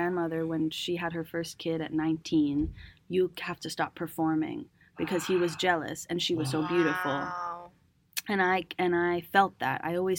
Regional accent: Venezuela; also born or lived in Cambridge, United States; send me back to Venezuela, because I moved out of there when I was around 6, 7 to the States again. I was born in Cambridge in Boston because my mom wanted citizenship.

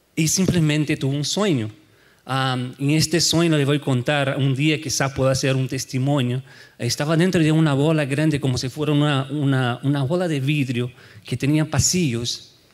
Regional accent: Brazil; moved away as an adult; now in United States; soy de Brasil

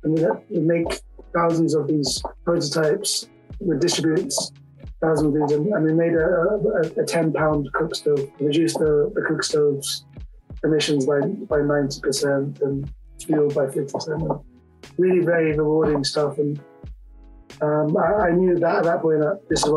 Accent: London, United Kingdom; the village I was staying in was just a million miles away from where I grew up in London.

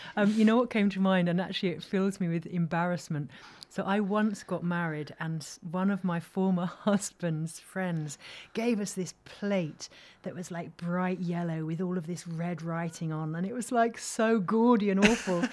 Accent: London, United Kingdom; accent: English; moved away as an adult; also born or lived in East Cork; now in Cork, Ireland; I was born in London, and my mum's from East Cork, and I moved back what four years ago, and I live up the road

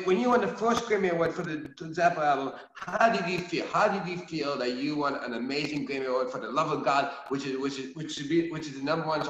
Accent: New Jersey, United States; I was growing up in New Jersey

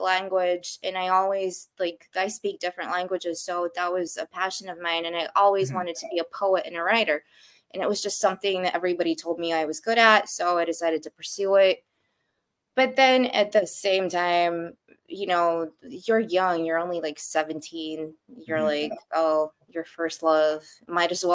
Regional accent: Canberra, Australian Capital Territory, Australia; moved away; also born or lived in Soviet Union / United Kingdom / Moscow, Russia; I left pretty much when I was like 2 years old, 3 years old, to go and live in Canberra, Australia

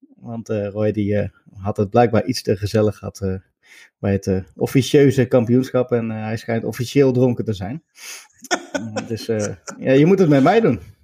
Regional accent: Netherlands; als Nederlander volgde je die club wel eh, boven gemiddeld met al die Nederlanders

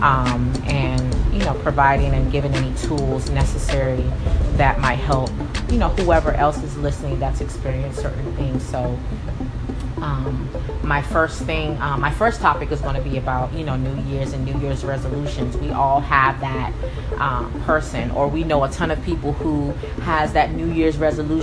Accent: the DC area, Maryland, United States; moved away as an adult; also born or lived in California; now in Texas, United States; I grew up in Maryland, the DC area

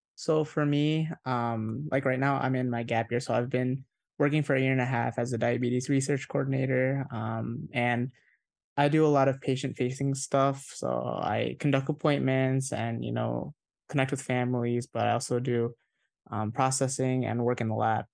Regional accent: Indonesia; moved away; I'm a fob, I was born in Indonesia, I have an Indonesian passport

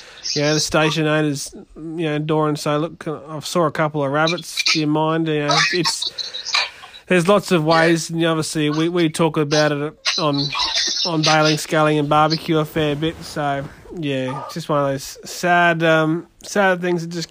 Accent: near Muttaburra, Queensland, Australia; where I grew up out near Muttaburra

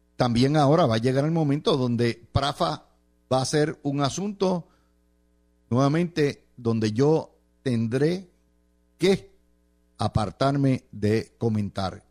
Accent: Cidra, Puerto Rico; mi pueblo de Sidra

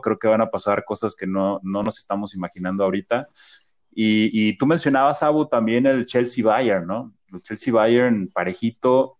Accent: Mexico; todos como mexicanos

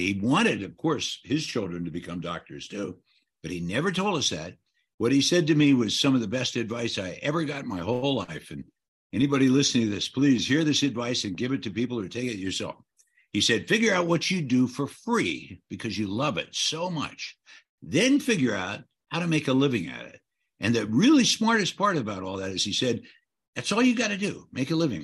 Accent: Alliance, Ohio, United States; moved away; where I grew up in Ohio

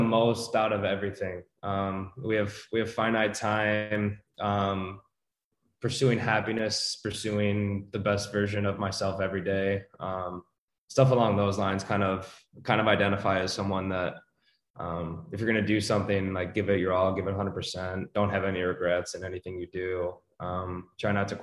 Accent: Grand Rapids, Michigan, United States; moved away as an adult; also born or lived in Winston-Salem, North Carolina / Houston, Texas / Oklahoma City, Oklahoma; born and raised in Grand Rapids, Michigan

